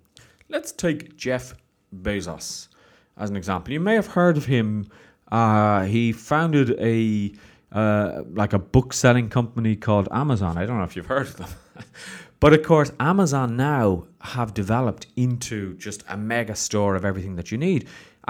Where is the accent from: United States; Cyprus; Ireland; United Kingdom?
Ireland; I know growing up in Ireland, there wasn't a huge entrepreneurial spirit.